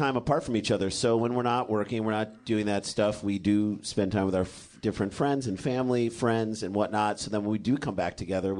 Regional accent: St. Louis, Missouri, United States; moved away; We grew up in St. Louis

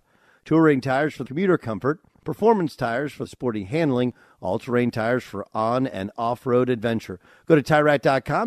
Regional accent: Orange County, California, United States; I grew up in Orange County where the Rams played

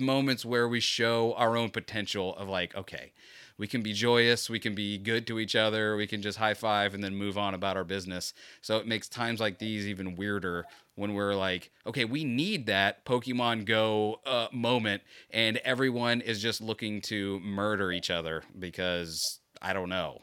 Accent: Florida, United States; I was born and raised in Florida.

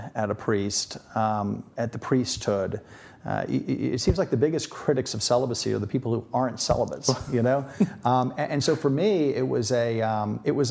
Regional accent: Metairie, Louisiana, United States; also born or lived in Notre Dame, Indiana / Washington, D.C.; I was born there, and I grew up in Old Metairie

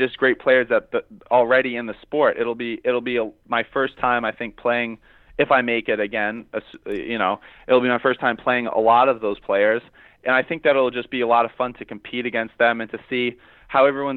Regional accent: Rhode Island, United States; I grew up in Rhode Island. I grew up playing on indoor tennis

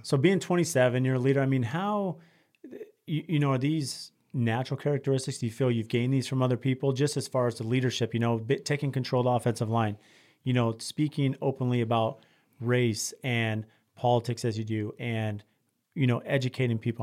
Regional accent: San Diego, California, United States; growing up in San Diego

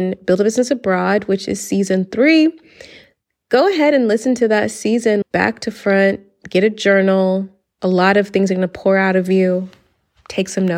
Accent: Atlanta, Georgia, United States; moved away as an adult; now in Spain; I am from Atlanta, chocolate city

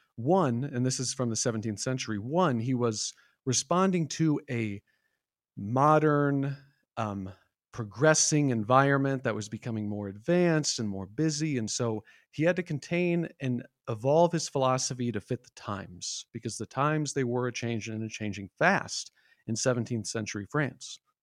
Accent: Iowa, United States; I'm born and raised in the Midwest from Iowa

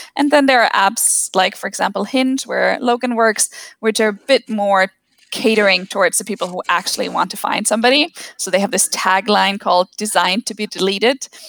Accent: Germany; born or raised there

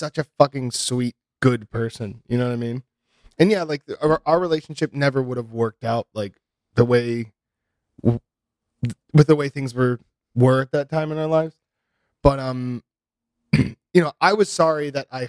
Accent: Ohio, United States; We had this restaurant where I grew up in Ohio

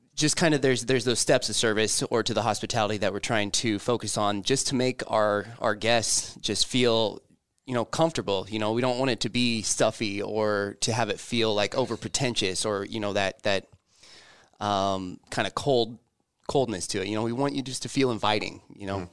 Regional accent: Lincoln, Nebraska, United States; also born or lived in Omaha; born and raised in Lincoln

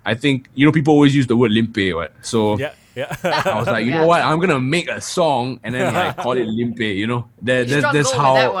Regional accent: Singapore; I'm from Singapore and I'm living in Singapore

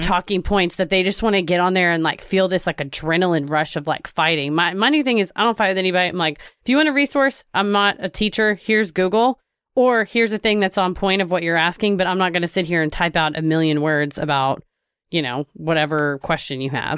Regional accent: Texas, United States; I'm from Texas

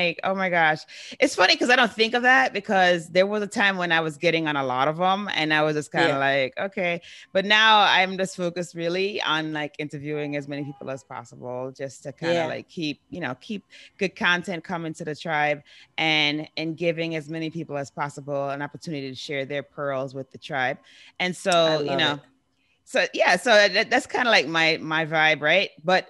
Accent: New York City, New York, United States; now in Guam; I grew up in New York City, so that's awesome.

